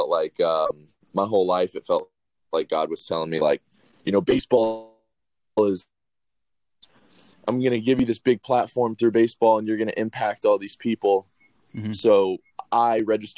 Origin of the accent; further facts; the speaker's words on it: Gwinnett County, Georgia, United States; I'm from Gwinnett County, in Georgia. We're just northeast of Atlanta. I've been here just about my whole life.